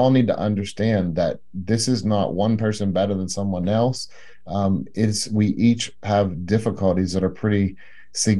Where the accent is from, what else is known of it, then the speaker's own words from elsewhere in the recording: Pennsylvania, United States; moved away as an adult; also born or lived in South Lake Tahoe, California; I moved back to my home state of Pennsylvania.